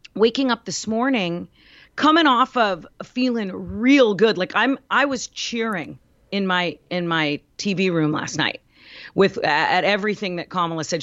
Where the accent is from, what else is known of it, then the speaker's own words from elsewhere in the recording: United States; I'm an American